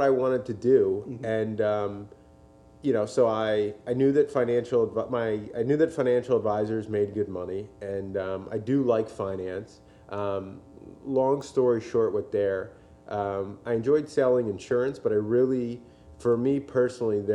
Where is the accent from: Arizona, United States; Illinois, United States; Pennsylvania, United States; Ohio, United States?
Pennsylvania, United States; Montgomery County, Philadelphia area; moved away as an adult; also born or lived in California; I grew up in Montgomery County, and I have family in the area, which is why I moved back